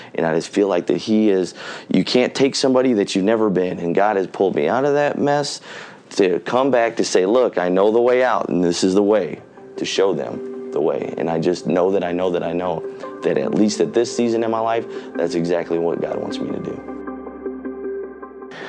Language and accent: English; Michigan City, Indiana, United States; I grew up in Michigan City